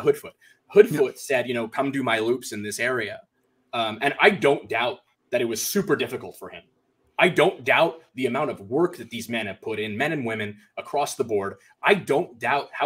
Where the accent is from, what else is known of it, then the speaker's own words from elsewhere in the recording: Canada; I'm a Canadian professional wrestler